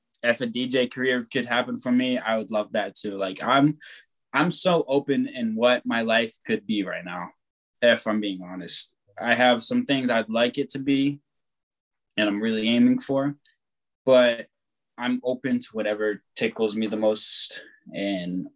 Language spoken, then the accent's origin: English; East Coast, United States; now in West Coast, United States; I was born in the West Coast, but then raised in the East Coast.